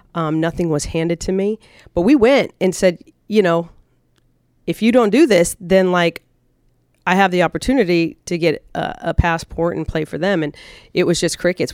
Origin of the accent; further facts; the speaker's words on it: United States; I was as staunch American